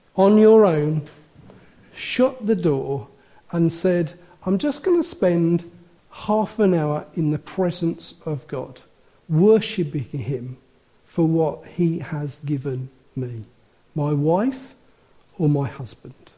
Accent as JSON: {"language": "English", "town": "Wolverhampton", "region": "West Midlands", "country": "United Kingdom", "tie": "born or raised there", "said": "I was born in Wolverhampton"}